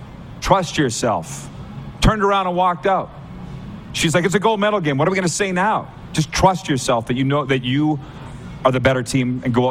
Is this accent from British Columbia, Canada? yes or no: no; Saskatchewan, Canada; I'm from Saskatchewan. We got a lot of NHL players from there.